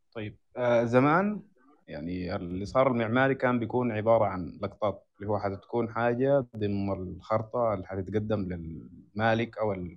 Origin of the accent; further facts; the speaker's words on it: Sudan; احنا عندنا في السودان